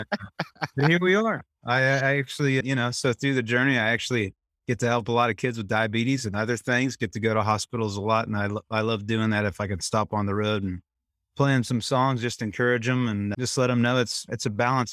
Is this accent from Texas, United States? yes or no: yes; Temple, Texas, United States; I grew up in Temple, Texas